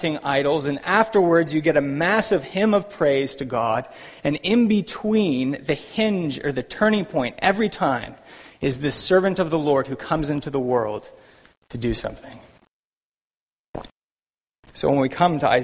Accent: United States; now in Vancouver, Canada; as an American myself.

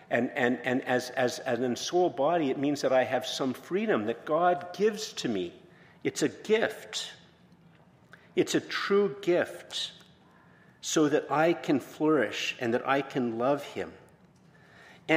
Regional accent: Ireland; I'm Irish

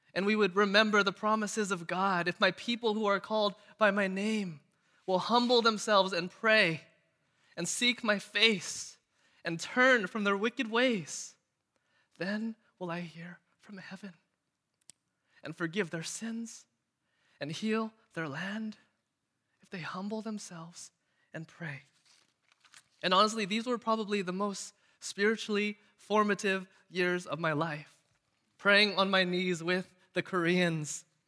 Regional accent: United States; also born or lived in Irvine, California; I'm Chinese American

